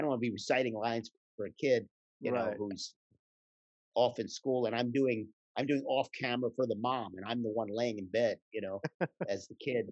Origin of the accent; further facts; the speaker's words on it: Philadelphia, Pennsylvania, United States; I grew up in Philly